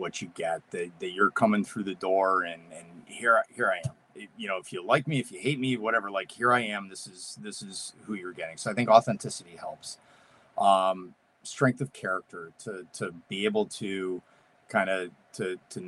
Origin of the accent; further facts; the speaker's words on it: New England, United States; I'm from New England